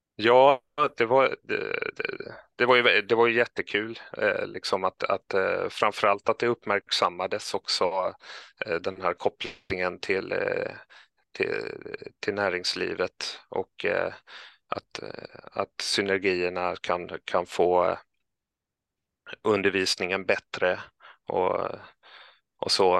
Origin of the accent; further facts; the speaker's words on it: Kalmar County, Sweden; moved away as an adult; now in Stockholm, Sweden; jag är från Öland och kom upp hit eh, för utbildning till Stockholm